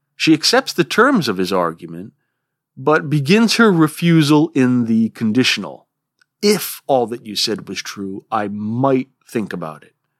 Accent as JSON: {"language": "English", "region": "Rhode Island", "country": "United States", "accent": "swamp Yankee", "moved": "yes", "lives_now": "Vermont, United States", "said": "I live in Vermont. I've spent most of my life here, though I'm originally from Rhode Island. That's why my voice is like this."}